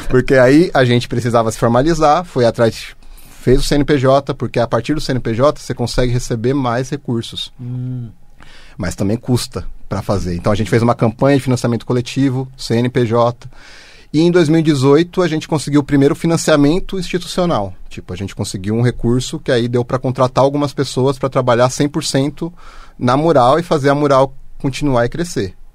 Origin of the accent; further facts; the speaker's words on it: Osasco, São Paulo, Brazil; Eu nasci em Osasco.